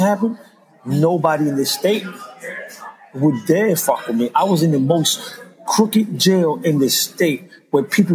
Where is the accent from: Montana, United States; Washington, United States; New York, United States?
New York, United States; moved away as an adult; also born or lived in Philadelphia; I'm from New York. I'm from the street